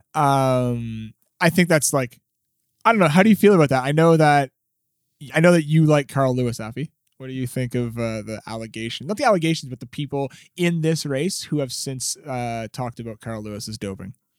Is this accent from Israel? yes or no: no; Canada; we're Canadian